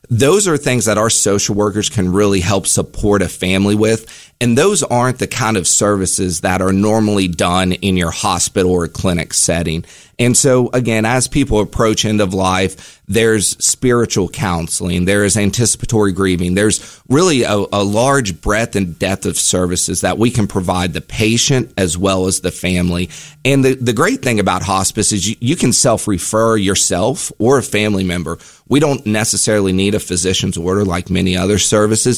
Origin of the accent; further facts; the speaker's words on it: Charleston, West Virginia, United States; I'm from West Virginia. I'm, I'm actually from Charleston.